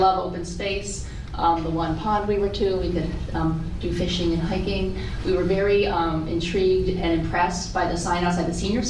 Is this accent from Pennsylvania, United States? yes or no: yes; Pennsylvania, United States; now in South Shore, Massachusetts, United States; I'm originally from Pennsylvania, lived on the South Shore of Massachusetts for the past 14 years.